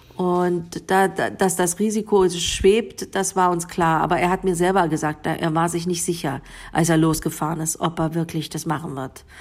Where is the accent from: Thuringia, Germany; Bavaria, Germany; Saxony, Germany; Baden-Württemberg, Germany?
Saxony, Germany; Bautzen; first language Sorbian; German is a second language; moved away as an adult; also born or lived in Berlin / Northern Germany; eine Heimatgefühle sind dann eher unten im, in, in Sachsen, in Bautzen, ja. wo, ich, wo ich herkomme